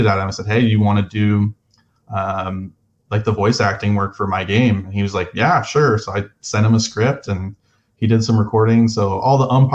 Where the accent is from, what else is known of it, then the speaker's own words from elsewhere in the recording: Arizona, United States; I'm from Arizona